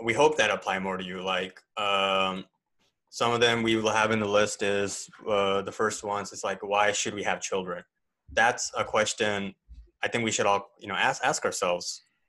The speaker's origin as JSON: {"language": "English", "country": "Canada", "tie": "born or raised there", "also_born_or_lived": "India / Katy, Texas, United States", "said": "Born in India. I grew up in Canada most of my life. Canada and the U.S. most of my life, but I call Katy, Texas, home."}